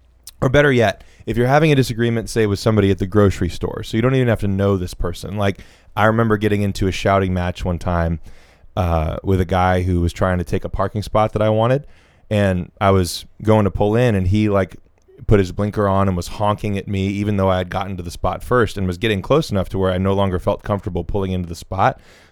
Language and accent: English; Alabama, United States; I grew up down here in Southern Alabama, where everyone talks to everyone all the time.